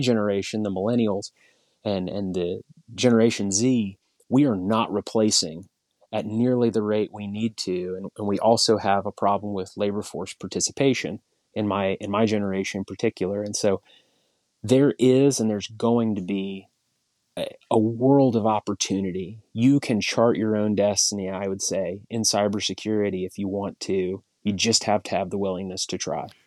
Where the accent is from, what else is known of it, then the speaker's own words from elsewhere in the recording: Tuttle, Oklahoma, United States; also born or lived in Norman, Oklahoma / Chickasha, Oklahoma; out in Tuttle, Oklahoma, which is where I, I grew up.